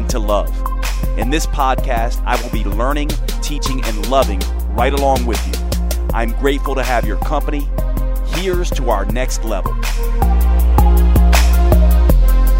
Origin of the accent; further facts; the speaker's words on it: the South, United States; accent: a little bit South, a little bit North, and a little bit hip hop; I grew up in the South with Northern parents, so from the Manhattan area